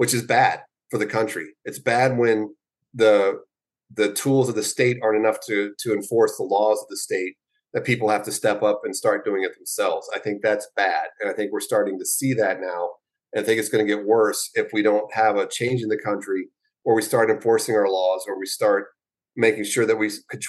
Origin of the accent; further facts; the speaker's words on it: the South, United States; I was born in the South